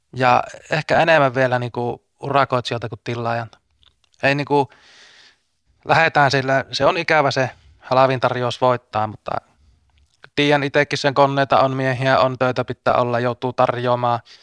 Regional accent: Vaala, North Ostrobothnia, Finland; Mä oon itse Vaalasta, niin mun Puolanka on siinä niin kuin rajanaapurikuntana

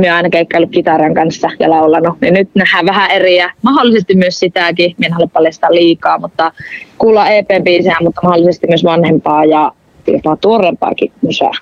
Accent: Rovaniemi, Lapland, Finland; accent: northern; minä oon syntynyt Rovaniemellä ja mä oon myös kasvanut Rovaniemellä

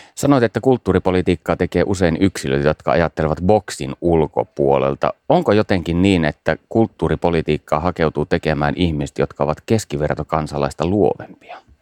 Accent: Savonlinna, South Savo, Finland; Olen itse Savonlinnasta kotoisin

